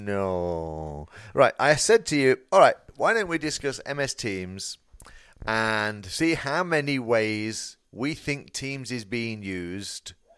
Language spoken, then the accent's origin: English; United Kingdom; I'm British